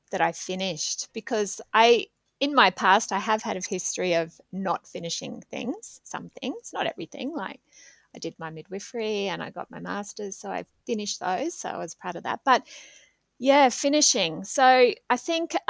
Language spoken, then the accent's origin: English; Australia; moved away as an adult; now in Switzerland; as an Australian